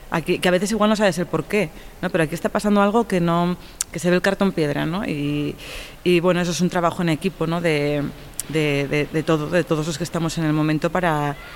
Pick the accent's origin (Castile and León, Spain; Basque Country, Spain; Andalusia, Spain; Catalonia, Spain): Catalonia, Spain; que se va a rodar en mi pueblo, en Norte de San Juan, en Tarragona